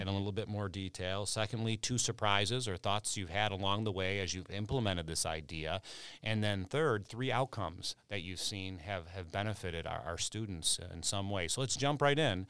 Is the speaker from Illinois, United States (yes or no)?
yes; Chicago, Illinois, United States; growing up in Chicago